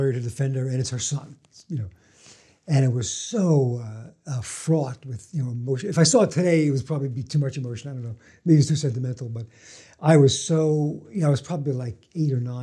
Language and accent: English; New York City, New York, United States; I grew up in Brooklyn, kind of a working-class neighborhood